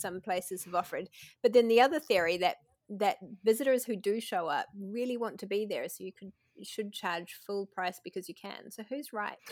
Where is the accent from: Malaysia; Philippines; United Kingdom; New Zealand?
New Zealand; accent: New Zealand; my New Zealand accent tends to turn E's into I's